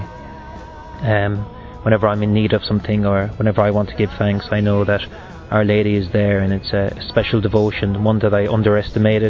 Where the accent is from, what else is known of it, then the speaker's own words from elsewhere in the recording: Galway, Connacht, Ireland; moved away as an adult; now in United States; I'm from Galway in Ireland.